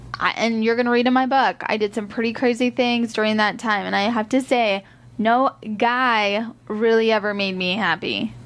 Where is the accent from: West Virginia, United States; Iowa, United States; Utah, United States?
Iowa, United States; moved away as an adult; I'm from Iowa. I had a great childhood growing up